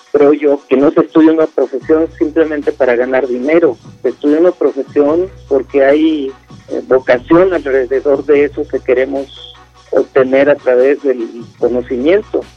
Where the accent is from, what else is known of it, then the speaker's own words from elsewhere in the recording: La Plata, Buenos Aires Province, Argentina; soy de la ciudad de La Plata